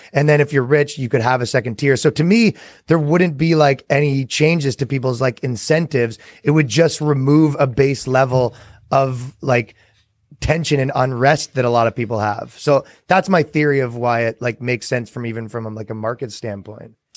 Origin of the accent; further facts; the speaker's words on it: Canada; moved away; as a Canadian